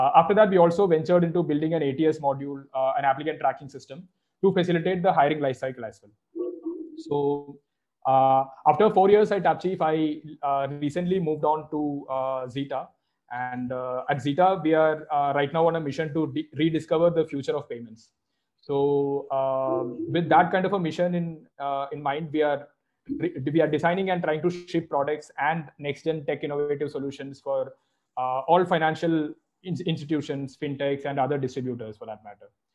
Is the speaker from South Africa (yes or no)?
no; Kerala, India; moved away as an adult; also born or lived in Pilani; I'm originally from Kerala, and I did all my schooling back in Kerala itself.